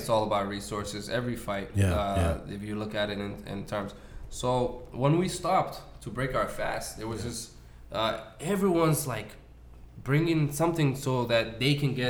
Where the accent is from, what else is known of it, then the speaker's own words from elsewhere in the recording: Mogadishu, Banaadir, Somalia; born there; moved away; I was born in Mogadishu. I haven't visited myself.